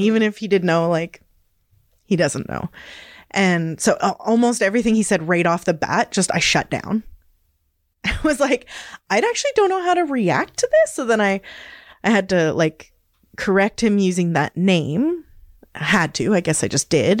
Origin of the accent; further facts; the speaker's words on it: Hazelton, British Columbia, Canada; also born or lived in Victoria, Canada; now in Smithers, Canada; I was born and raised in the Kispiox Valley, which is Gitxan territory